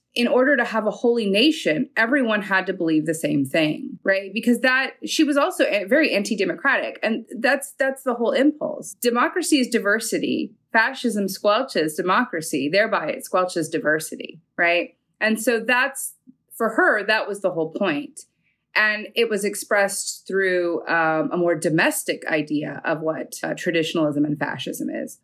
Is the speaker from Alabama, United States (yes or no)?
no; New York, United States; I was from New York